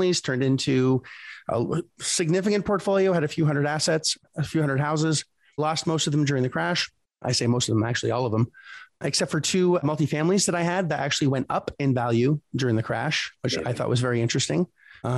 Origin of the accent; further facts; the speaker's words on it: Canada; moved away; I'm originally from Canada, just north of Connecticut